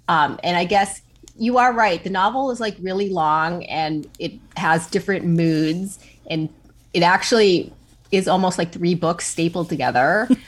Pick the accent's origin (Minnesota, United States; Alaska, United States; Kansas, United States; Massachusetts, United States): Minnesota, United States; Hibbing; moved away; also born or lived in New York; I also grew up in a really small town that is not unlike Horace's Breath. I grew up in Hibbing, Minnesota, which is also … hometown.